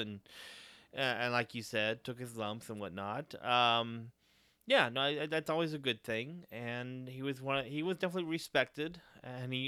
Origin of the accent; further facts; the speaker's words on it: Dos Palos, California, United States; My hometown here, Dos Palos, doesn't have a community theater